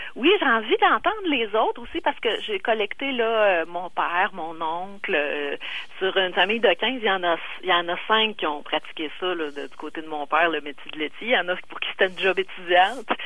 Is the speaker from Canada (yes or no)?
yes; Quebec City, Quebec, Canada; je suis chez nous à Québec. Là, euh, mon, mon père livrait à Sainte-Foy